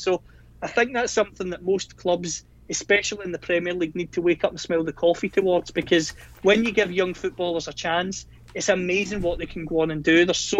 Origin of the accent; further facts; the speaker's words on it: Belfast, Northern Ireland, United Kingdom; and you'll know this yourself, growing up in Belfast as well